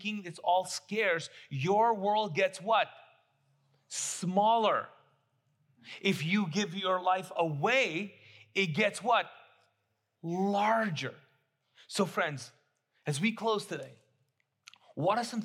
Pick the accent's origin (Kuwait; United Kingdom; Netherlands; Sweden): Kuwait; moved away as an adult; now in Charlotte, United States; I grew up in the Middle East, in Kuwait, came here when I was 19